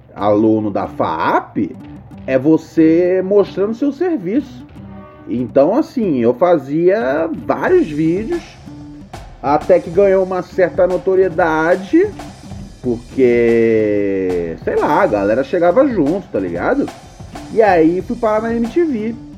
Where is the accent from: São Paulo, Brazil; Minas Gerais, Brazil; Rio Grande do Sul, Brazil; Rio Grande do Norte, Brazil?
São Paulo, Brazil; eu sou aqui do Capão Redondo, Zona Sul de São Paulo